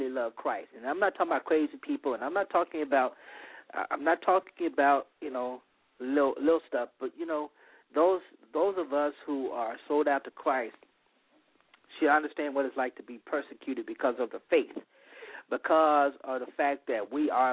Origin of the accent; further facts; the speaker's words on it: the South, United States; I'm from the South. It's warm.